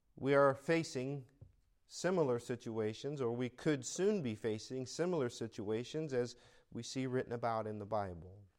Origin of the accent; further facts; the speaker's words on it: United States; now in California, United States; I am an American